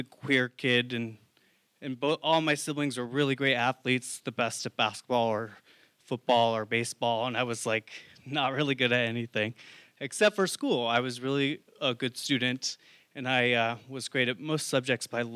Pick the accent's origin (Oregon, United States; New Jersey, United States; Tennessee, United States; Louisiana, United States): Oregon, United States; Oregon coast, United States; moved away as an adult; also born or lived in San Francisco / New York City; I grew up in a very small town in Oregon, on the Oregon coast